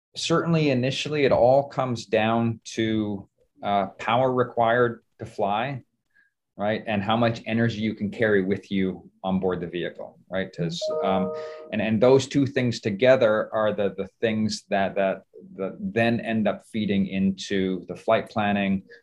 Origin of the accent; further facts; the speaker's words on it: Canada; moved away as an adult; also born or lived in Seattle, Washington / Toronto; I grew up in Canada